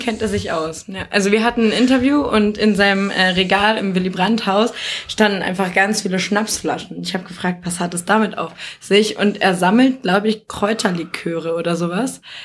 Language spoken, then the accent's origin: German; Nordheim, Germany; aus Nordheim, wo ich herkomme